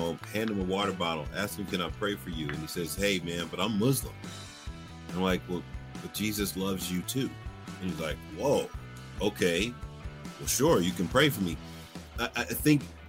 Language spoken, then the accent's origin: English; Philadelphia, Pennsylvania, United States; moved away; I'm originally from Philadelphia